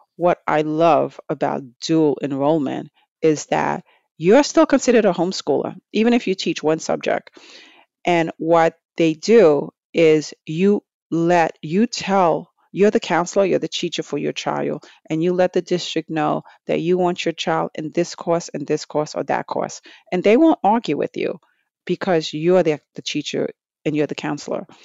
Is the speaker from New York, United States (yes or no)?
yes; New York City, New York, United States; growing up in Brooklyn, New York, um, years ago